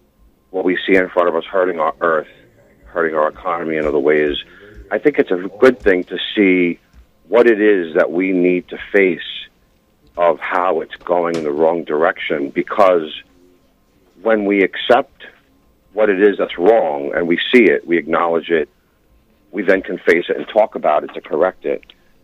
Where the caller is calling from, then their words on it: New York City, New York, United States; calling from Staten Island, New York.